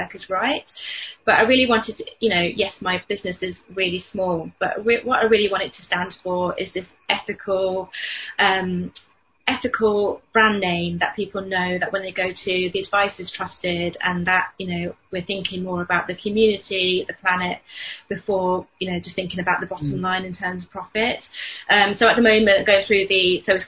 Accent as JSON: {"language": "English", "region": "London", "country": "United Kingdom", "also_born_or_lived": "Hull", "moved": "as an adult", "lives_now": "Selby, United Kingdom", "said": "we're from London, when we moved up to Yorkshire"}